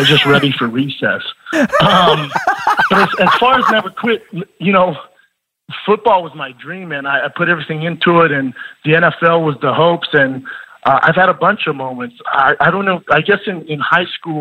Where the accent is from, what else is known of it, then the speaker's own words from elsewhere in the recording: Denver, Colorado, United States; Growing up in Denver, Colorado, and being bigger and faster than the rest of the kids in the neighborhood